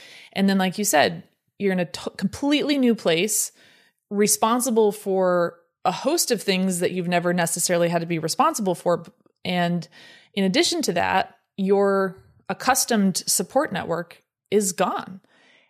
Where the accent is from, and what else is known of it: California, United States; born or raised there